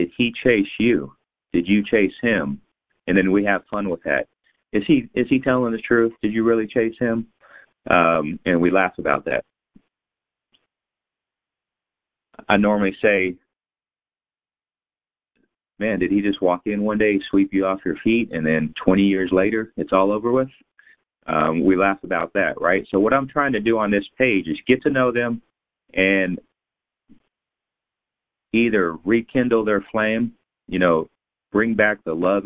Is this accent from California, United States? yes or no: no; San Antonio, Texas, United States; now in Fort Worth, United States; I'm born in San Antonio. I live in Fort Worth